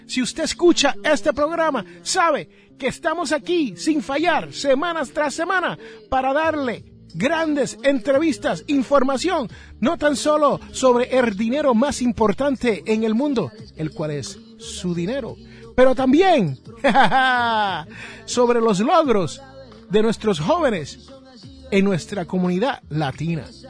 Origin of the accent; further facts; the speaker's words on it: Puerto Rico; also born or lived in Jersey City, New Jersey; donde yo me crié, en la isla del encanto